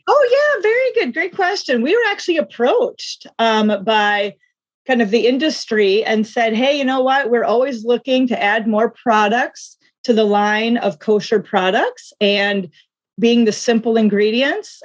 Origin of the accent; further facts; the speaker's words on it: South Dakota, United States; now in Duluth, United States; I actually grew up in South Dakota, but right now I live in Duluth, Minnesota